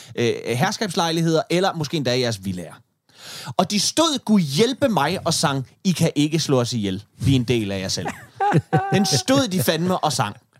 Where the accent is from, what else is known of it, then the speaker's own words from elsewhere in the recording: Denmark; jeg som dansker